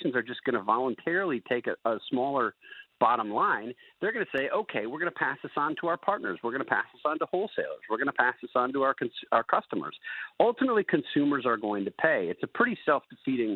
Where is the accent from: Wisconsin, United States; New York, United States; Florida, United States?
Wisconsin, United States; my home state of Wisconsin